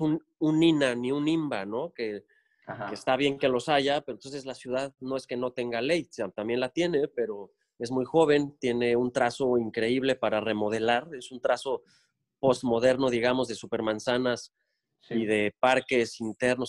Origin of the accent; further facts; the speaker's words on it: Cancún, Quintana Roo, Mexico; regreso a Cancún porque viví de chico en Cancún, es decir, secundaria y prepa las hice aquí. Tengo 43 años, nací en 76 y del, del 89 al 95 viví en Cancún por trabajo de mi papá.